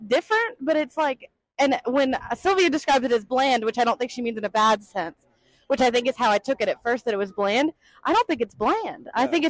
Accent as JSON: {"language": "English", "region": "the South", "country": "United States", "said": "Like, I'm from the South. My family's very Southern."}